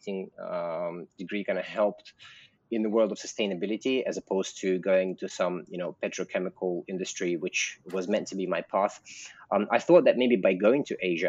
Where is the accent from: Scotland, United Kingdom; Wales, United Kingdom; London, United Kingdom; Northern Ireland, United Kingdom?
London, United Kingdom; moved away as an adult; also born or lived in Russia; now in Bali, Indonesia; I am Russian. But I grew up in London